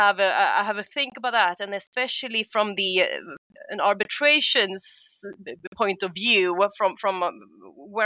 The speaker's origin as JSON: {"language": "English", "town": "Stockholm", "region": "Stockholm County", "country": "Sweden", "said": "I am Swedish. I'm from Stockholm, and I chose to stay in Stockholm"}